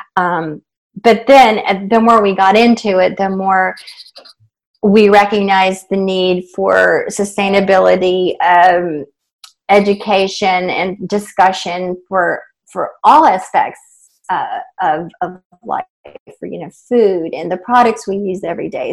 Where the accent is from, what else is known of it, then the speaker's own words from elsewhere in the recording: East Tennessee, United States; moved away; I grew up in Tennessee in a small town in East Tennessee.